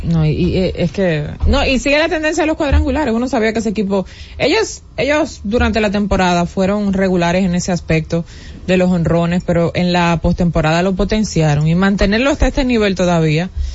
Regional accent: Dominican Republic; nosotros como dominicanos

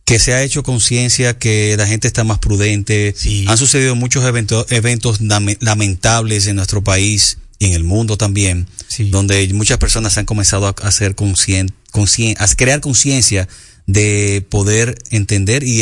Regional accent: Dominican Republic; como dominicanos, como seres humanos, como latinos

